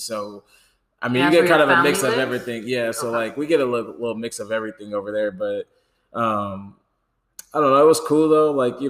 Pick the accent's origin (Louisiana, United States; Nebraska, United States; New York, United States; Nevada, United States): Nebraska, United States; moved away; I'm from Nebraska. I'm from the 402.